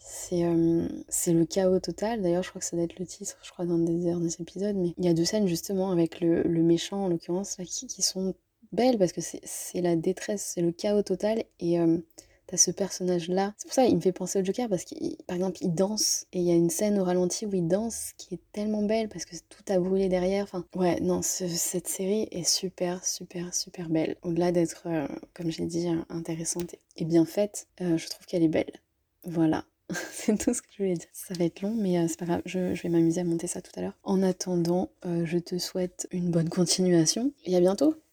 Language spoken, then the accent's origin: French; France; même en tant que Français